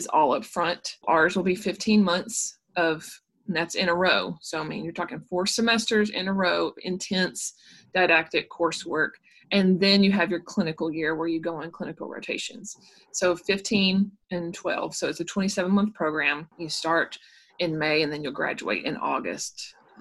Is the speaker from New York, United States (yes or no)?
no; Murfreesboro, Tennessee, United States; I'm from Murfreesboro. I'm a local girl.